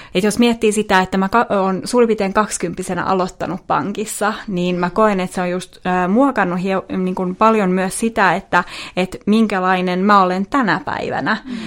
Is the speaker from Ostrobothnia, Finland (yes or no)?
yes; Vaasa, Ostrobothnia, Finland; moved away as an adult; now in Helsinki, Finland; Mä oon siis Vaasasta kotosin ja muutettiin Helsingiin tuossa tota, seitsemän vuotta sitten.